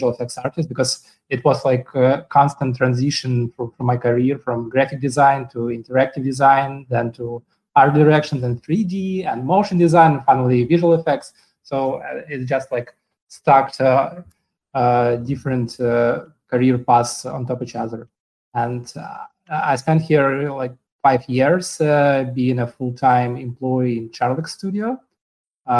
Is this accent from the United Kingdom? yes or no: no; Ukraine; moved away as an adult; also born or lived in Moscow, Russia; now in New York, United States; originally I'm from Ukraine, but at some point I moved to Moscow, Russia, and spent 7 years there